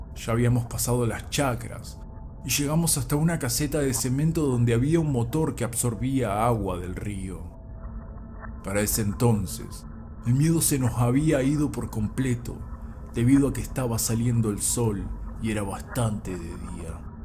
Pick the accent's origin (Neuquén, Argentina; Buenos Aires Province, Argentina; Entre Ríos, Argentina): Neuquén, Argentina; moved away; desde Neuquén Capital, el lugar donde me crié